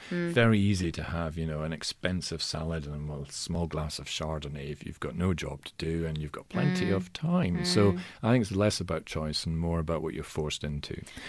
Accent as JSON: {"language": "English", "region": "Scotland", "country": "United Kingdom", "said": "I'm Scottish in origin, and in Scotland, many men consider it their birthright to die of heart problems."}